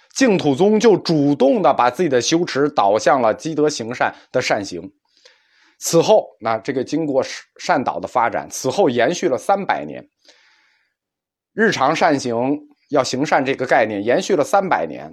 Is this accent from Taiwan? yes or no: no; China